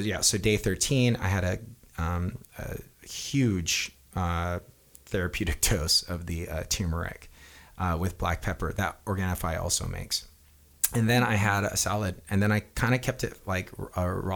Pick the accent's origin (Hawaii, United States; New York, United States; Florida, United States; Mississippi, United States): Hawaii, United States; moved away; growing up in Hawaii